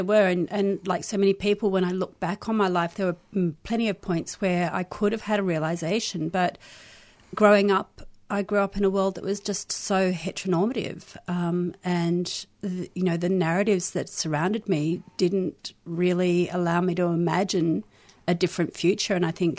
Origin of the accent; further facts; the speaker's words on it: South Africa; born there; also born or lived in Israel / London, United Kingdom / Australia; Born in South Africa, lived in Israel and London and Australia and different places in Australia